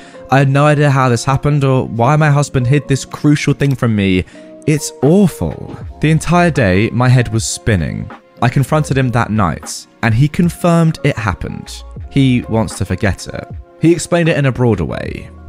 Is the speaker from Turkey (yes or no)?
no; India; I'm originally from India and my husband is from Pakistan.